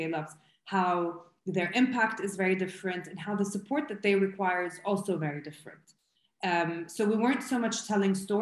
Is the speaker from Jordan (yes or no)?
yes; Jordan; I'm originally from Jordan